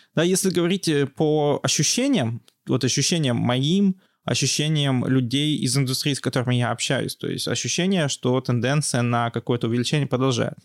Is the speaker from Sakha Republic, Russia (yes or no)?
no; Yekaterinburg, Sverdlovsk Oblast, Russia; also born or lived in Georgia; я из Екатеринбурга, я прямо, что называется, коренной екатеринбуржец. Я здесь родился и, собственно, живу большую часть жизни